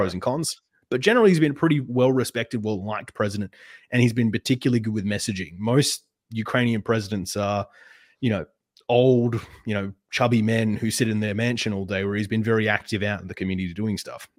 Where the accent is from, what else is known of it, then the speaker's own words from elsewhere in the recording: Perth, Western Australia, Australia; Perth, which is my hometown